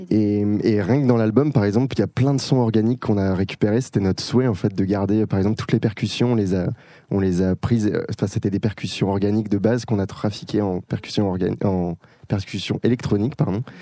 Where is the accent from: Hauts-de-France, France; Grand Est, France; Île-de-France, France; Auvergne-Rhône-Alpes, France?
Auvergne-Rhône-Alpes, France; Lyon; on est lyonnais.